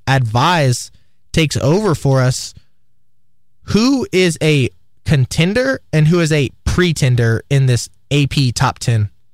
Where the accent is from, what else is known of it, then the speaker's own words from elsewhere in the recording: Austin, Texas, United States; moved away; my hometown Horns at the University of Texas